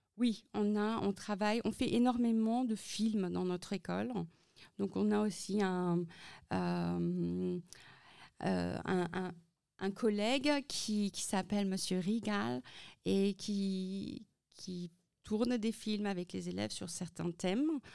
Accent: Centre-Val de Loire, France; now in Germany; je suis aussi née en France et j'étais dans une école euh, française euh, dans le Loiret

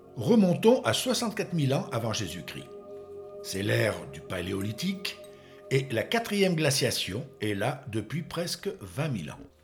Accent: France; chez nous en France

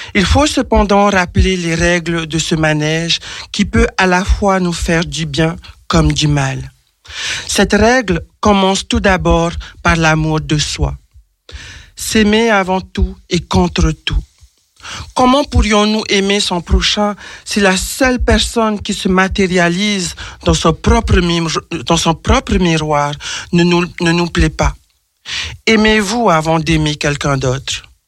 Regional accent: French Polynesia; je suis originaire de l'île de Tahiti

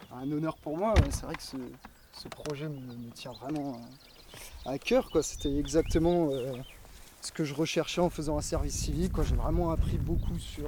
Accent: Cerizay, Nouvelle-Aquitaine, France; je suis de Cerizay à l'origine

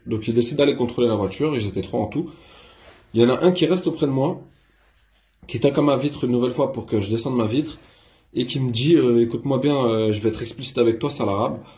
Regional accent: France; je suis français avant tout

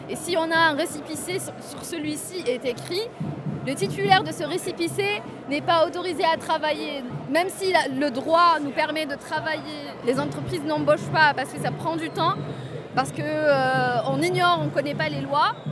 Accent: Constantine, Constantine Province, Algeria; now in France; Je suis de Constantine. Donc euh, euh, c'est, une ville assez conservatrice

